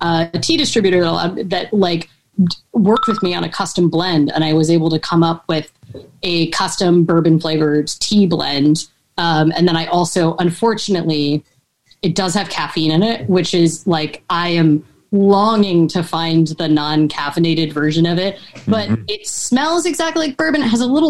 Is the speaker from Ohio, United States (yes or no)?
yes; Cincinnati, Ohio, United States; I'm from Cincinnati